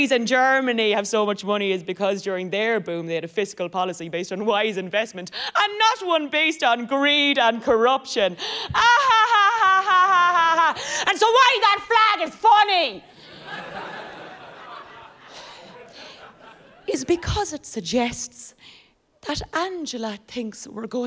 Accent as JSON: {"language": "English", "country": "Ireland", "first_language": "English", "moved": "as an adult", "lives_now": "London, United Kingdom", "said": "this English is my first language, believe it or not. This is an accent, not an accident, but I am from Ireland."}